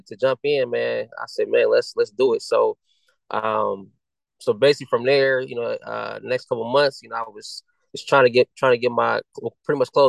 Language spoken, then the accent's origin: English; Akron, Ohio, United States; I'm from Akron, Ohio